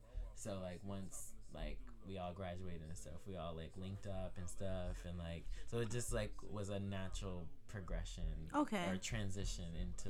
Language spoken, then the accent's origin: English; Maryland, United States; Well, I moved here from Maryland.